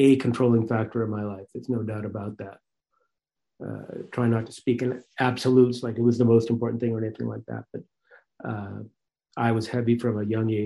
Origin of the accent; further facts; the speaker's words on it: Marblehead, Massachusetts, United States; I grew up in Marblehead, Massachusetts